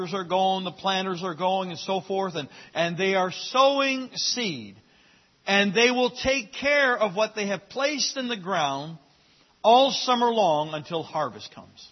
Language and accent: English; Fort Kent, Maine, United States; As a young child growing up in Fort Kent